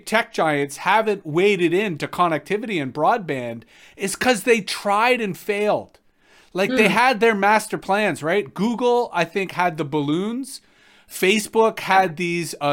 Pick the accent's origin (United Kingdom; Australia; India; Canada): Canada; as Canadians